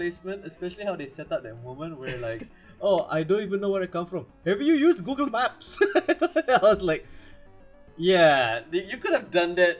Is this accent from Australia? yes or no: no; India; I'm Indian.